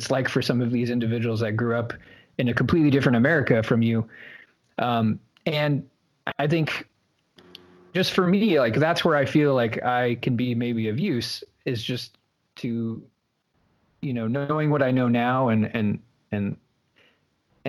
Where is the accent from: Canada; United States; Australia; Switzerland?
United States; Midwest; growing up in the Midwest in a rural community